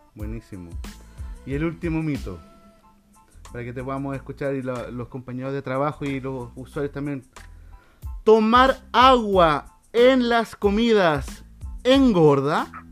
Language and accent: Spanish; Chile; nosotros como chilenos